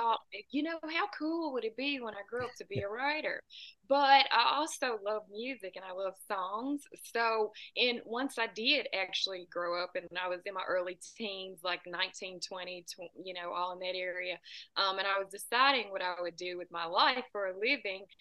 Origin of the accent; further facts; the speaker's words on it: Tennessee, United States; about two hours south of Nashville